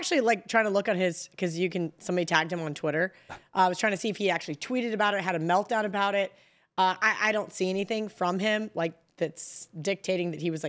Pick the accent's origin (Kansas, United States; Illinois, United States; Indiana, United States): Kansas, United States; I'm from Kansas